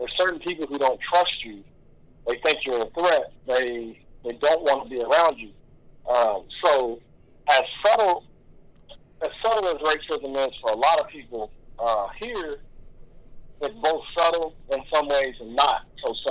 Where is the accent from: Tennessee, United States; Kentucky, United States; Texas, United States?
Kentucky, United States; growing up in Kentucky